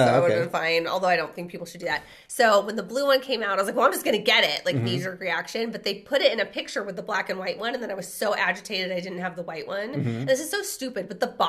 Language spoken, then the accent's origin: English; Redlands, California, United States; did we not talk about how we're from Redlands?